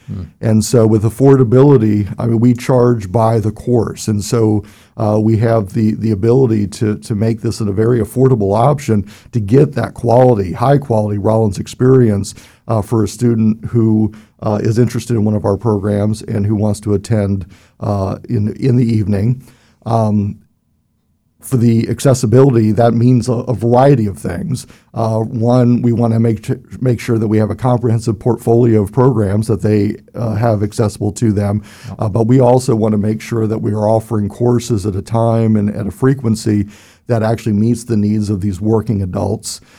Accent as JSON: {"language": "English", "town": "Cincinnati", "region": "Ohio", "country": "United States", "tie": "born or raised there", "said": "I was born and raised in Cincinnati, Ohio, and uh, was there"}